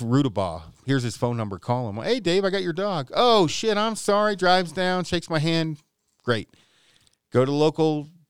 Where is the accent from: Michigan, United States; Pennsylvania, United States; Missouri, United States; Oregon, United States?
Oregon, United States; Detroit; also born or lived in Colorado; now in Riverton, United States; I am not a big city guy. My hometown of Detroit, Lake Oregon's 200 people.